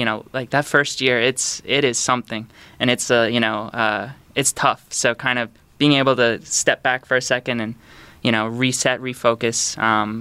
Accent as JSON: {"language": "English", "town": "Sanford", "region": "Florida", "country": "United States", "tie": "born or raised there", "also_born_or_lived": "Canada", "said": "I grew up in Sanford, Florida, which is just outside of Orlando"}